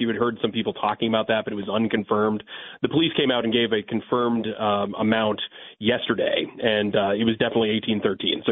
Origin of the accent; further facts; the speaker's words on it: Bangor, Maine, United States; now in Portland, United States; I grew up in Bangor, so that would be about an hour away from Waterville. Right now, I'm down near Portland.